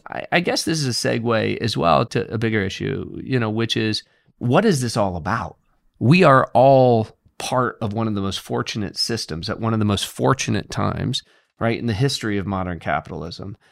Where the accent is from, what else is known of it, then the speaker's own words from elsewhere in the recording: Indiana, United States; I'm from Indiana